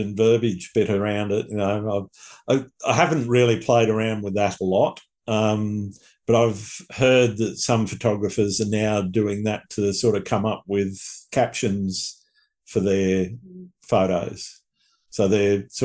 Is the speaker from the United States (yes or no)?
no; Australia; accent: Australian; my Australian accent